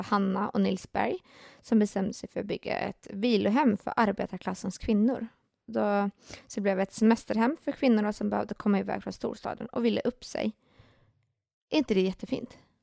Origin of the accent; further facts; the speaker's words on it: Finland; jag är ju finne